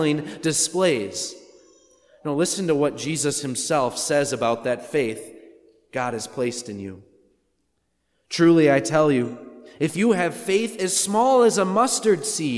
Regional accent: Wisconsin, United States; I'm from Wisconsin

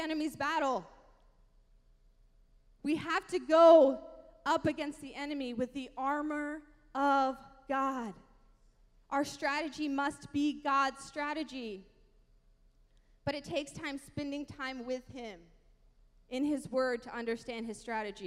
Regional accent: the Bible Belt, United States; I grew up in the Bible Belt

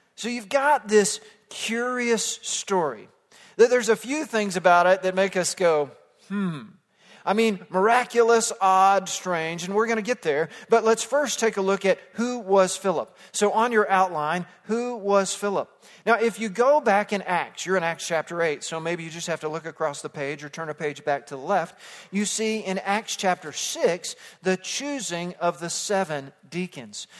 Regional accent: Fort Worth, Texas, United States; moved away as an adult; also born or lived in South Africa; Growing up in suburban Fort Worth, Texas

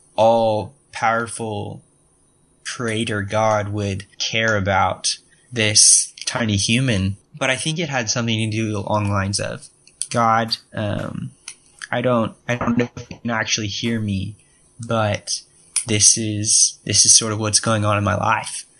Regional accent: Austin, Texas, United States; i am interning this summer in austin texas um my hometown uh 512 represent

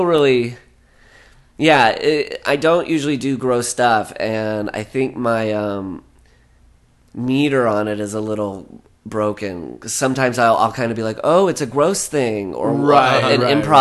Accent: Le Mars, Iowa, United States; now in Los Angeles, United States; Growing up in Iowa was really cool

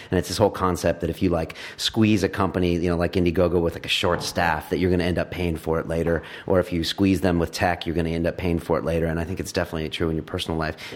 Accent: United Kingdom; because I am British, by the way. I have a British

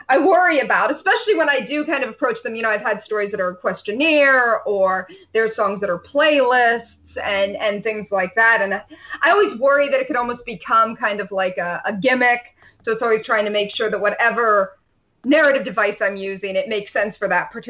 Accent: about a 90-minute drive from Cleveland, Rust Belt, United States; I grew up about a 90-minute drive from Cleveland

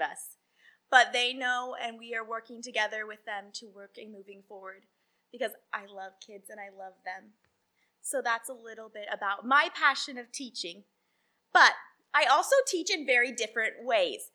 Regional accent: Salem, Oregon, United States; I grew up in Salem, Oregon

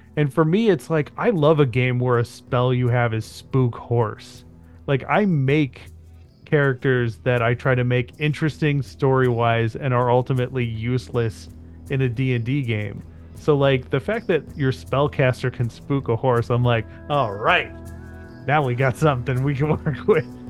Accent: United States; I'm a mutt, like most white people in America, I'm a mutt.

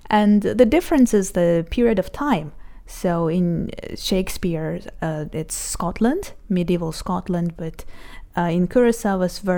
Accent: Israel; I'm 29 years old And I'm from Israel.

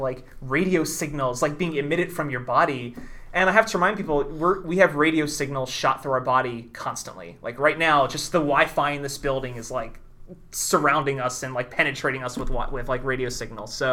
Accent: Philadelphia, Pennsylvania, United States; I'm from Philadelphia

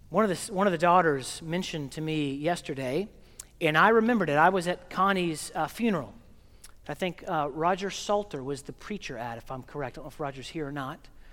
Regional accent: Oklahoma, United States; moved away; I'm from Oklahoma, and we're landlocked, and we don't have, we have our own accent

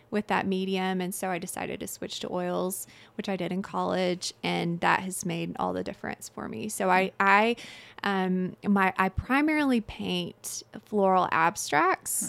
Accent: Little Rock, Arkansas, United States; moved away as an adult; I'm originally from Little Rock, Arkansas, and my husband, Ben, is in the Army, so we move all over um, every couple of years or every year.

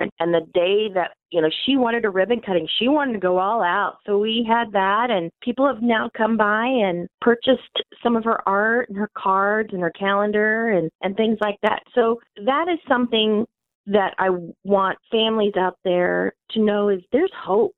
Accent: Gardner, Kansas, United States; in Gardner, my hometown

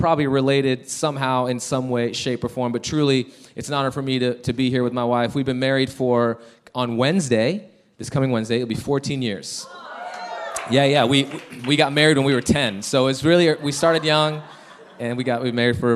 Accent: Chicago, Illinois, United States; now in Denver, United States; We're originally from Chicago, but we live in Denver, Colorado

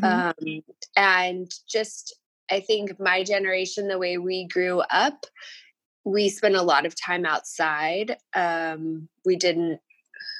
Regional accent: El Paso, Texas, United States; moved away as an adult; also born or lived in Davis Mountains, Texas; now in Austin, United States; I grew up in West Texas in El Paso and spent quite a bit of my childhood at my family's place in the Davis Mountains in far West Texas.

